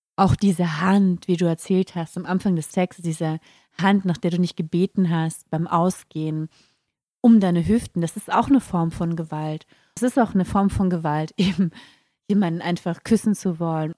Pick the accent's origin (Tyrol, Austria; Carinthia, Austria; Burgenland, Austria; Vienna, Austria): Carinthia, Austria; als junger Mensch, ich, äh, ich bin in Kärnten geboren